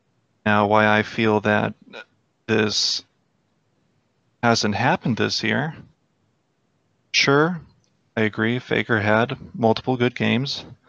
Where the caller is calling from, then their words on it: Chicago, Illinois, United States; I am calling Chicago. From Chicago.